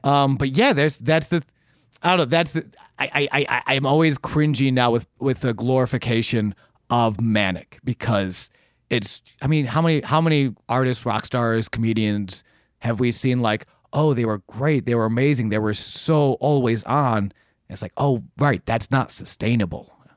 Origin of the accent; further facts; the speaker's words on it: Buffalo, New York, United States; moved away as an adult; I come from Buffalo, New York, um, where I did stand-up for many, many years back there